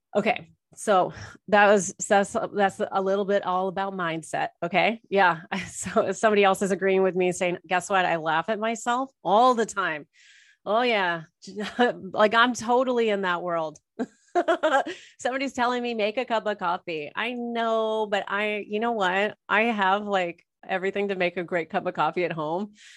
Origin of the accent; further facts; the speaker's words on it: Orange, California, United States; also born or lived in Toronto area, Canada; now in Toronto, Canada; was born and raised in Orange, Orange County, California, I'm now in the Toronto area of Canada